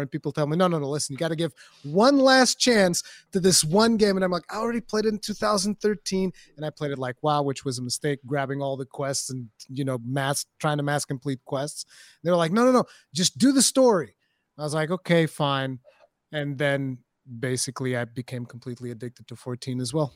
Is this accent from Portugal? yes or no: yes; Portugal; English is a second language; I'm Portuguese, I'm not English.